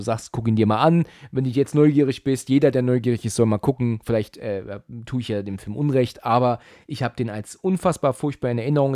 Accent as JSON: {"language": "German", "country": "Germany", "said": "bei uns in Deutschland"}